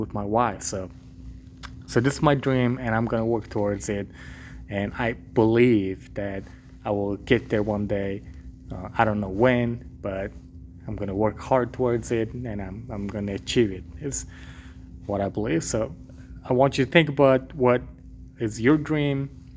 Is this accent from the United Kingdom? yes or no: no; Mongolia; moved away; I grew up in Mongolia